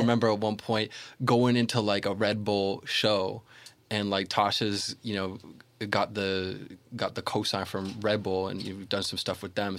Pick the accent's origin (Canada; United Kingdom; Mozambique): Canada; Toronto, Ontario